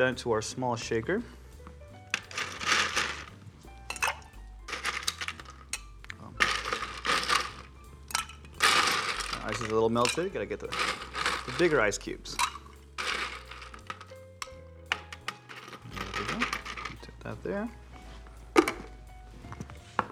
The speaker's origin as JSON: {"language": "English", "town": "Long Beach", "region": "California", "country": "United States", "tie": "born or raised there", "said": "I'm born and raised in Long Beach, but I'm first generation son of immigrants from Mexico"}